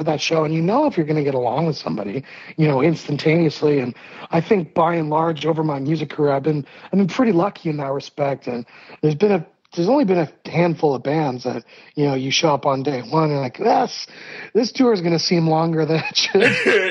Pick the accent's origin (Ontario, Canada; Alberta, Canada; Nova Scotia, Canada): Ontario, Canada; Hamilton; born there; Yep, I was born in Hamilton, Ontario, which is this kind of steel city town.